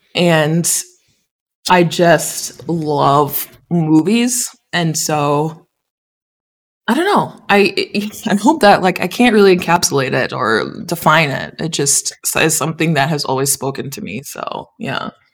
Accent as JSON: {"language": "English", "town": "Big Rapids", "region": "Michigan", "country": "United States", "tie": "born or raised there", "said": "I definitely loved growing up in Big Rapids."}